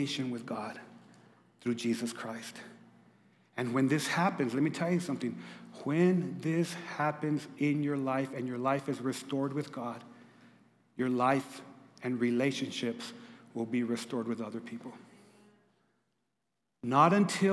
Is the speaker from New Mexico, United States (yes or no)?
yes; Lordsburg, New Mexico, United States; moved away; I'm from Lordsburg, New Mexico. We played against the Animas Panthers.